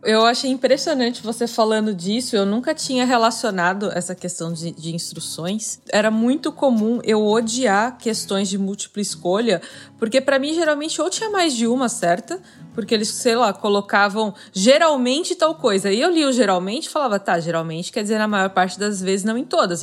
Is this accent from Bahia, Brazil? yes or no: no; Florianópolis, Santa Catarina, Brazil; eu sou de Florianópolis